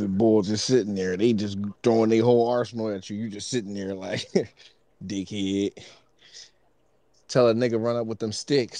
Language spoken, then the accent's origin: English; Norristown, Pennsylvania, United States; I'm from Norristown.